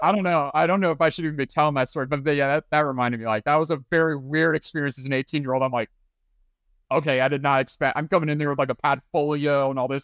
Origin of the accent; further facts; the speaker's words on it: Flower Mound, Texas, United States; moved away as an adult; also born or lived in Oxford, Mississippi; I'm from Dallas. I, I'm actually from the suburbs, uh, Flower Mound. Grew up there